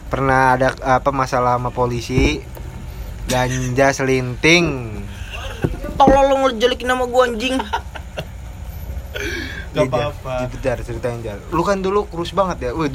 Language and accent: Indonesian; Serang, Banten, Indonesia; accent: Serang; belum pada tahu ya kita nih dari Serang